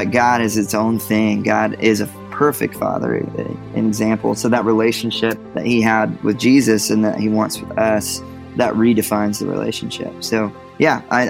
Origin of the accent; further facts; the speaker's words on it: Georgia, United States; now in Nashville, United States; I'm from Georgia originally, and I live in Nashville, Tennessee now with my wife and two little boys